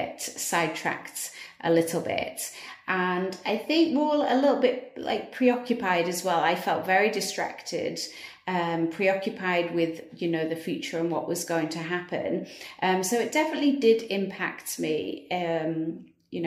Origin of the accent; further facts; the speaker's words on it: United Kingdom; moved away as an adult; now in Dubai, United Arab Emirates; my home country in the UK